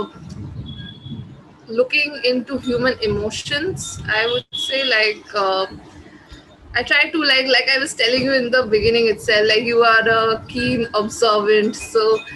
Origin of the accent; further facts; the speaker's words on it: India; first language Bengali; my mother tongue, which is Bengali. So I write in that, but there are a lot of writers here who write in, you know, like other the native languages of our country